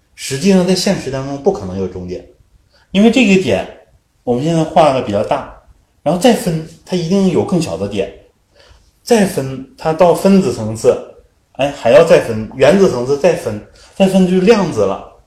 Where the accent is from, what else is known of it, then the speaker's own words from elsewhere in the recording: Northeast China, China; 我我们东北人爱吃酸菜。